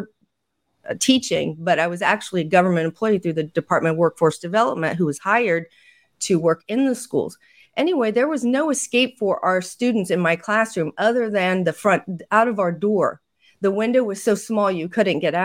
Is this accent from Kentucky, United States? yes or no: no; Indiana, United States; in Indiana, which is where I'm from, my home state